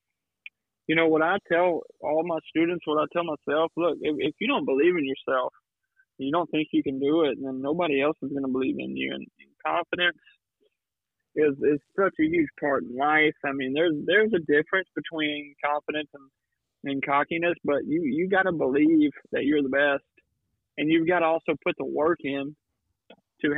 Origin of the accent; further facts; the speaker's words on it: Louisiana, United States; moved away as an adult; now in between Houston and Austin, United States; growing up in Louisiana where I was, my hometown's closer to Houston than I am New Orleans.